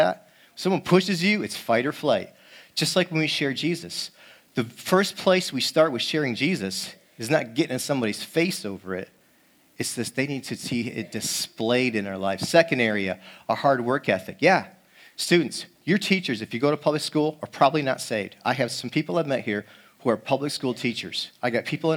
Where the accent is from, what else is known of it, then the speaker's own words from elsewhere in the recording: East Coast, United States; now in Seattle, United States; I'm from the East Coast